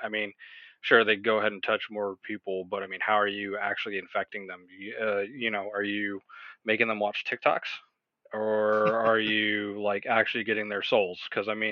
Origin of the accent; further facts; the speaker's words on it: United States; as an American